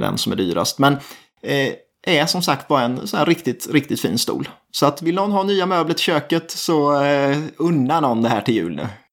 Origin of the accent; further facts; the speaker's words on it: Småland, Sweden; som smålänning